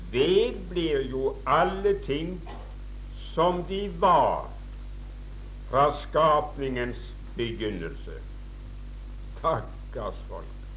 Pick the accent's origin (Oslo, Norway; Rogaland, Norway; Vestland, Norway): Rogaland, Norway; Åkerhamn; Jeg husker en gang hjemme i Åkerhamn